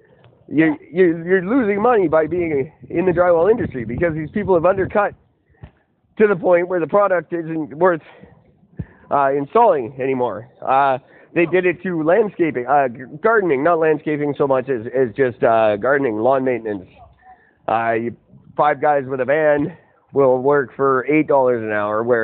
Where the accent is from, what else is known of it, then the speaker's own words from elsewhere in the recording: Canada; I am third generation Canadian